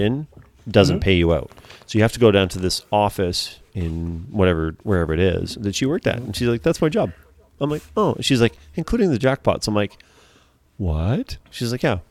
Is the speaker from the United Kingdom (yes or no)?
no; Canada; being Canadian